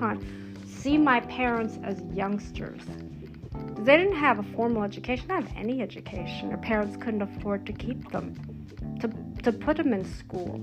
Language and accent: English; United States; I was born here in America.